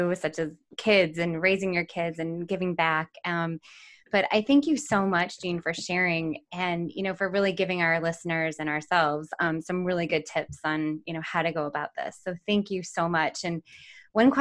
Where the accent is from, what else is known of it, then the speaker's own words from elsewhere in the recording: Midwest, United States; now in San Diego, United States; I grew up in the Midwest